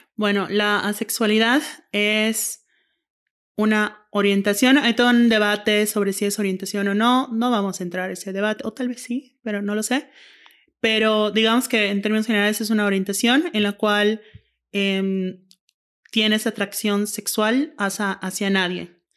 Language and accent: Spanish; Yucatán, Mexico; now in Monterrey, Mexico; soy yucateca, vivo en Monterrey